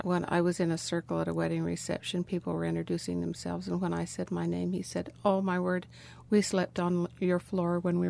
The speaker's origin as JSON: {"language": "English", "town": "Leeds", "region": "Utah", "country": "United States", "tie": "born or raised there", "said": "We grew up in a little town, and we're the children of the greatest generation."}